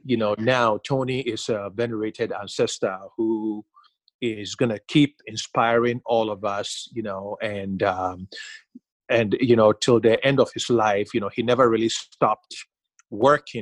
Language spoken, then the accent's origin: English; Ghana; growing up in Ghana